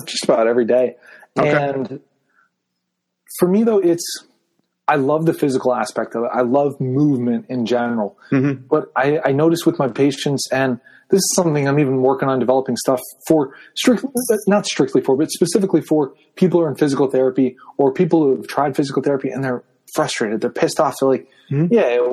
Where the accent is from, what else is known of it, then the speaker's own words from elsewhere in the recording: Nazareth, Pennsylvania, United States; now in Easton, United States; I grew up in Nazareth, Pennsylvania. I live in Easton now